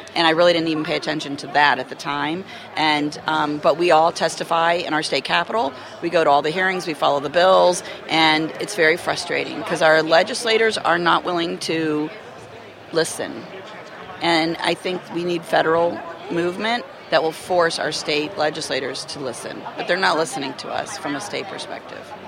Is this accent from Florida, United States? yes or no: yes; Florida, United States; I'm actually from Florida